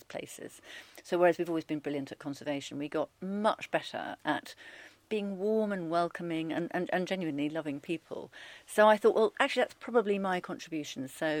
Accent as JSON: {"language": "English", "town": "Rugby", "region": "West Midlands", "country": "United Kingdom", "tie": "born or raised there", "also_born_or_lived": "Alston, Cumbria", "moved": "as an adult", "said": "We came down to Rugby when I was about five, and I went to Rugby High School for girls"}